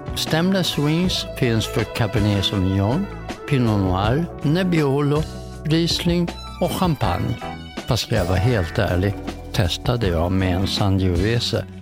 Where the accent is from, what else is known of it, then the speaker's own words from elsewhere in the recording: Stockholm, Stockholm County, Sweden; also born or lived in Helsingborg; jag flyttade till Stockholm från Helsingborg. Vi pratar alltså sex år